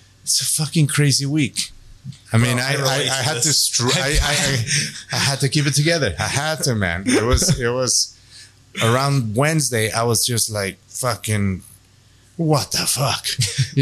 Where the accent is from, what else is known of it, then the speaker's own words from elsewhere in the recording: United States; as an American